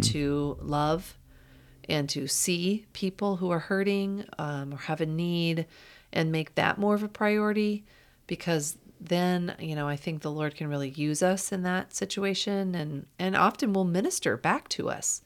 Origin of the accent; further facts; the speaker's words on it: Iowa, United States; I grew up in Iowa.